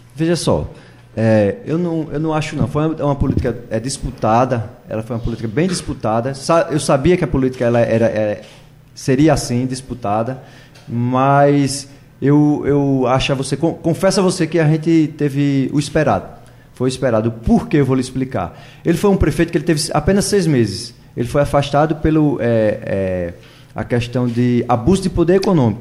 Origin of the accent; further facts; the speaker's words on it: Maraial, Pernambuco, Brazil; eu nasci e me criei lá em Maraial